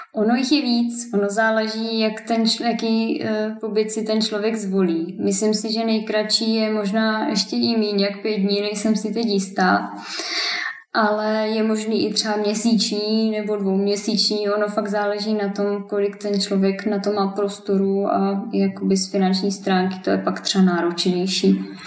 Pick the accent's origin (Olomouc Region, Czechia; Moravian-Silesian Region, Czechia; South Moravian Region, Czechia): Olomouc Region, Czechia; Šumperk; já jsem ze Šumperka